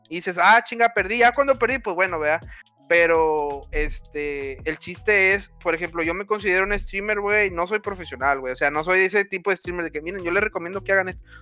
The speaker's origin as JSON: {"language": "Spanish", "country": "Mexico", "said": "para identificar que soy mexicano, ¿no?"}